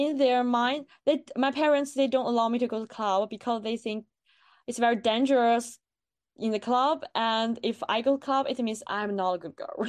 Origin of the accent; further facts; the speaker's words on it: China; English is a second language; moved away as an adult; now in Bristol, United Kingdom; when I was in China